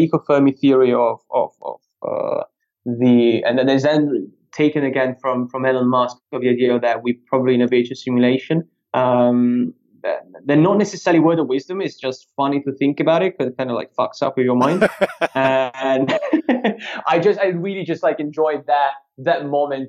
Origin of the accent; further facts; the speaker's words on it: Tuscany, Italy; now in London, United Kingdom; I come from Tuscany, so we do red wines